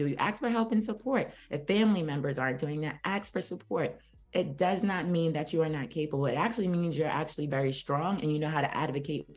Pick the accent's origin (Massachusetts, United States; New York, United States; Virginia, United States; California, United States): New York, United States; New York City; I'm from Brooklyn, New York